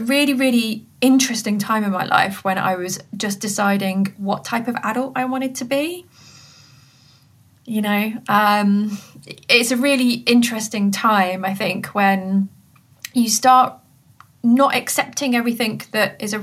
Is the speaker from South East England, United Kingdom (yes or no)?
no; Coventry, West Midlands, United Kingdom; I grew up in Coventry, so I was there at college